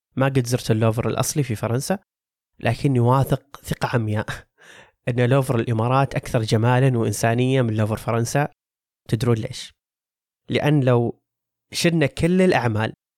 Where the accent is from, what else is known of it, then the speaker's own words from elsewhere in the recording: Saudi Arabia; عندنا كسعوديين